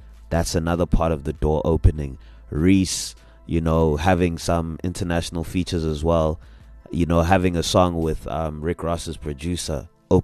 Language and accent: English; South Africa; a lot of UK people know that I'm a pianist from South Africa.